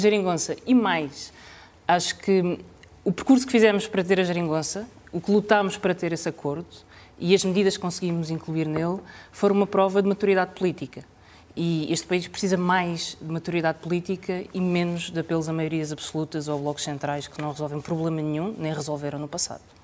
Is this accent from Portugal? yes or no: yes; Alentejo, Portugal; eu nasci no Alentejo